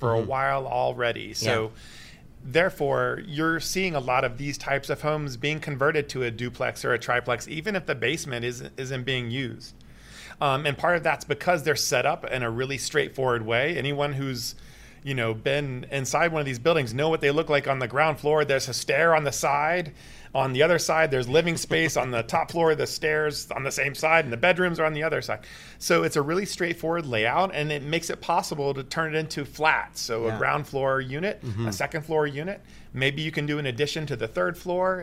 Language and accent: English; Atlanta, Georgia, United States; now in Toronto, Canada; I'm from Atlanta and Georgia Tech